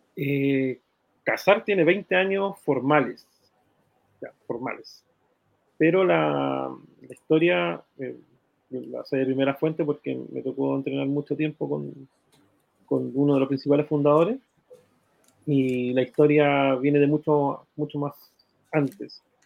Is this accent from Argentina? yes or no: no; Iquique, Tarapacá, Chile; moved away as an adult; now in Santiago, Chile; Yo soy iquiqueño y mm, nacido y criado en Iquique